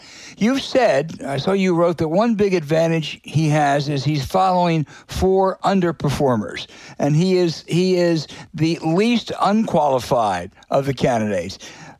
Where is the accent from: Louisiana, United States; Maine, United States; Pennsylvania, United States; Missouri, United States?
Pennsylvania, United States; outside of Philadelphia; moved away; I was raised outside of Philadelphia.